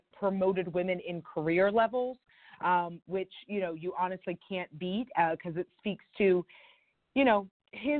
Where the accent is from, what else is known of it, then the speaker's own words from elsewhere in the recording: South Carolina, United States; I'm originally from South Carolina, and, you know, grew up in a primary state